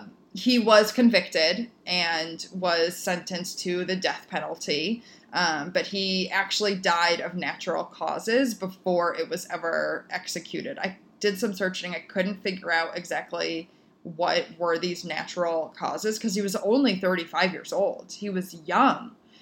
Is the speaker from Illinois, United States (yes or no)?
yes; Naperville, Illinois, United States; Our postman growing up, Juan, in Naperville, Illinois